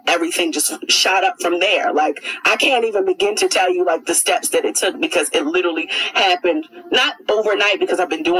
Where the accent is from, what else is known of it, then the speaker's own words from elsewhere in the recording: Jamaica; I'm Jamaican, so I could do all things too.